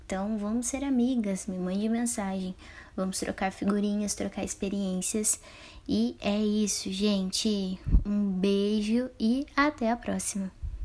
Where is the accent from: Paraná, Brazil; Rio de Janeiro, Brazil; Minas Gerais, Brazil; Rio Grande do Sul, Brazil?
Paraná, Brazil; Campo Mourão; also born or lived in Apucarana; Eu sou natural de Campo Mourão, então eu saí de Campo Mourão e fui pra Pucarana para estudar